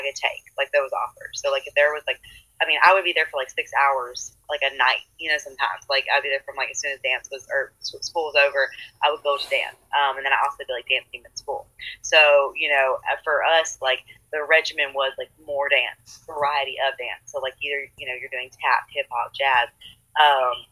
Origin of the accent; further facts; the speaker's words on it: Murfreesboro, Tennessee, United States; I am from Murfreesboro, Tennessee, born and raised, so it's near Nashville